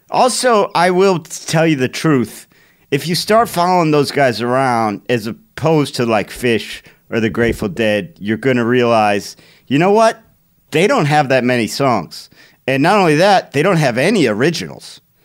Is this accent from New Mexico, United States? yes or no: no; Cleveland, Ohio, United States; growing up in Cleveland, I had a bunch of friends that went there.